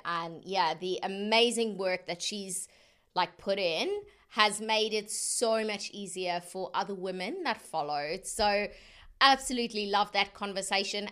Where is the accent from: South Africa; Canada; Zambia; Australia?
South Africa; being South African